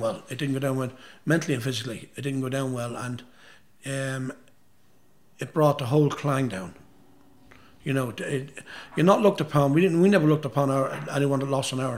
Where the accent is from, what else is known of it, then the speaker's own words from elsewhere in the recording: Dundalk, Leinster, Ireland; Dundalk, my hometown